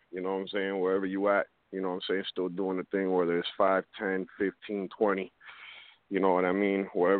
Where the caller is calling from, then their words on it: Miami, Florida, United States; I'm calling from Miami.